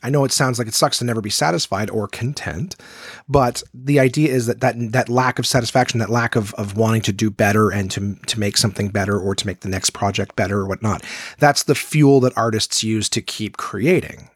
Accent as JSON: {"language": "English", "country": "Canada", "said": "If you see yourself as Canadian, well, it's like the whole country is mine. I've never been to most of it, but it's my home."}